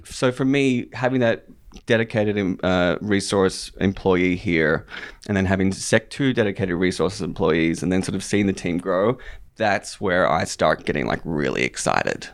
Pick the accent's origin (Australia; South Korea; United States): Australia; moved away; I was born and raised in Australia